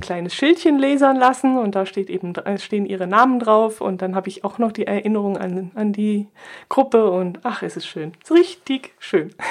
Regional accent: Southern Germany, Germany; Ich war jetzt als Süddeutsche natürlich dem Ganzen ein bisschen weit weg

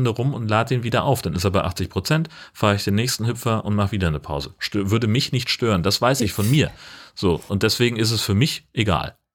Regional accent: Germany; ich komme aus Deutschland, wir mögen das.

